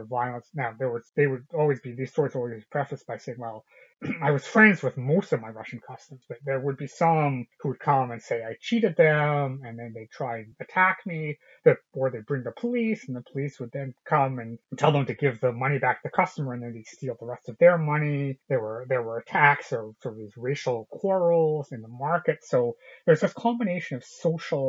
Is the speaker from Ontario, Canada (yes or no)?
no; British Columbia, Canada; Having grown up in a lily white city in British Columbia, Canada, as one of the very few ethnic minorities